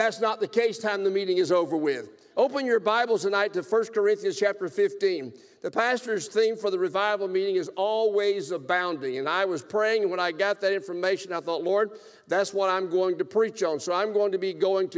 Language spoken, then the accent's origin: English; South Alabama, United States; I am from South Alabama